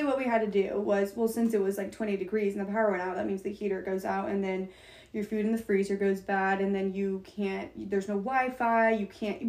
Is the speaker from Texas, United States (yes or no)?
yes; Plano, Texas, United States; moved away as an adult; now in Norman, United States; I was born and raised in Plano